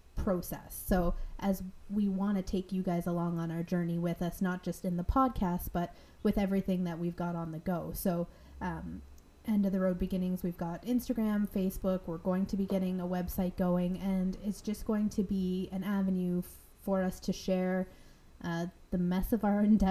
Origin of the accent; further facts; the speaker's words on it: Ontario, Canada; moved away as an adult; also born or lived in Nova Scotia; I'm from Ontario